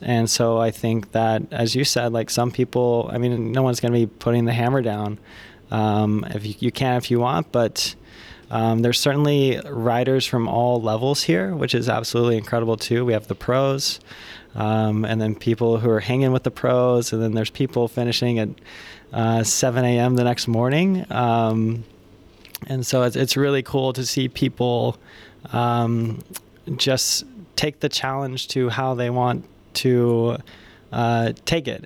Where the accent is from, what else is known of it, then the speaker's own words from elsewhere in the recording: United States; we are both from the States.